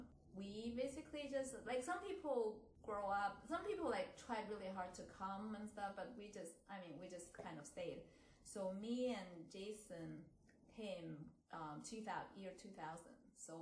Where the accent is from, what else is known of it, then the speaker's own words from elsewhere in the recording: Beijing, China; now in Upper Dublin, United States; I was born in the 70s in Beijing, China.